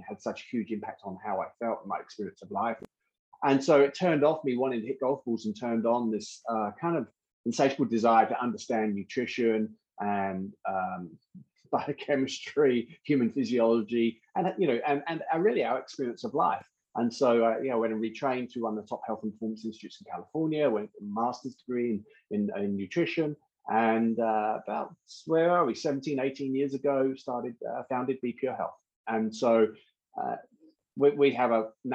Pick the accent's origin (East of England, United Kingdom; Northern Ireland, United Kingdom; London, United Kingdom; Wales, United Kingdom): London, United Kingdom; I'm originally from London